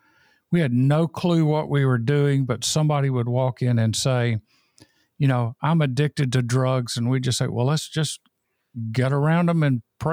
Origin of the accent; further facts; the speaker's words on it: Mississippi, United States; now in Albany, Georgia, United States; came to my hometown in Mississippi.